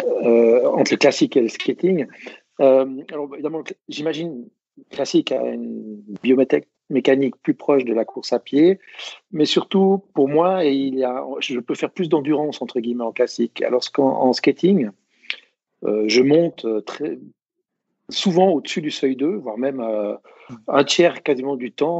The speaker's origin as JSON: {"language": "French", "country": "Switzerland", "said": "je suis suisse"}